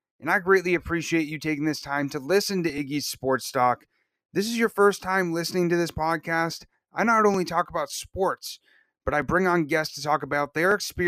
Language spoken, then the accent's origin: English; New Hampshire, United States; I'm from New Hampshire, so I'm up in the cold country